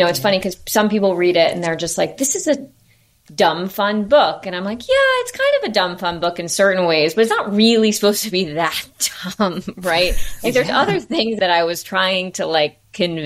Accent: New York City, New York, United States; I grew up in New York. I live on the Upper East Side.

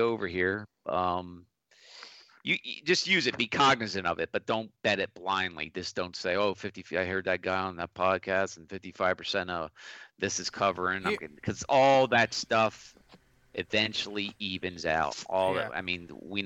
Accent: Philadelphia, Pennsylvania, United States; I'm from Philly

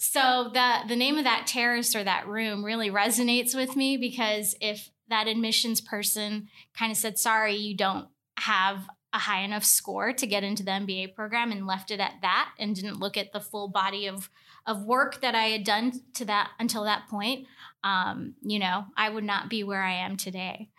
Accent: Tuscaloosa, Alabama, United States; I was from Tuscaloosa, and I didn't wanna go to the school in the backyard

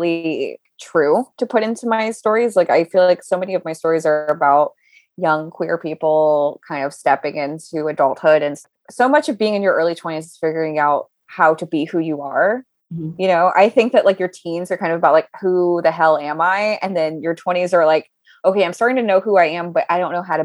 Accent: Southern Louisiana, United States; now in New York, United States; we're both from Southern Louisiana and we both moved to New York

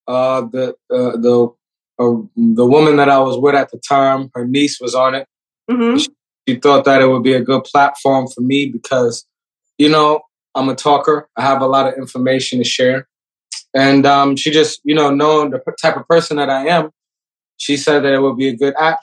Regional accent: New York City, New York, United States; I'm from New York City

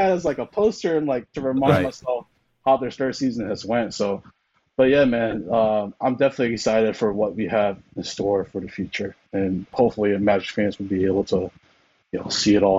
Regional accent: St. Louis, Missouri, United States; Like, I'm from St. Louis.

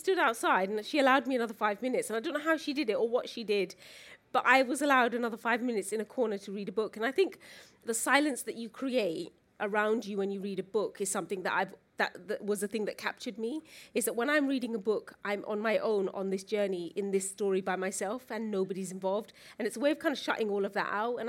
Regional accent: Luton, East of England, United Kingdom; I grew up in Luton.

